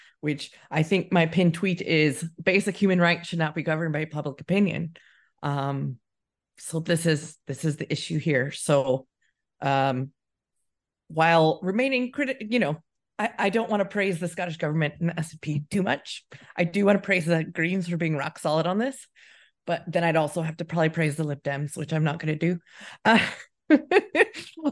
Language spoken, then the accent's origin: English; United States; now in United Kingdom; as an American